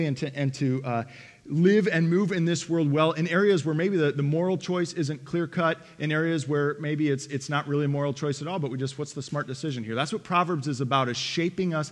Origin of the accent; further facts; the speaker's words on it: Detroit, Michigan, United States; moved away as an adult; also born or lived in Lakeway, Texas; I'm from Detroit